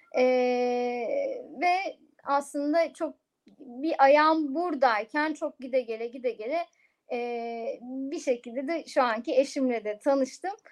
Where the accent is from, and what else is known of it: Eskişehir, Turkey